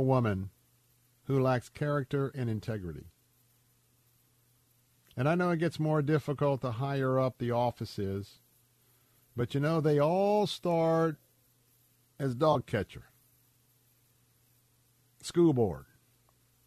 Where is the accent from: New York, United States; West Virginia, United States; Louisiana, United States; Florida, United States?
Florida, United States; Tampa; the world that I was brought up in here in Tampa, Florida